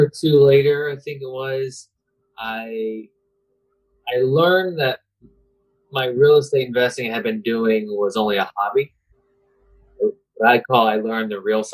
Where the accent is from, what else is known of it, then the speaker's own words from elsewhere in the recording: Tampa, Florida, United States; also born or lived in Plant City, Florida / Seffner, Florida; I was born here in Tampa, and I now live in Plant City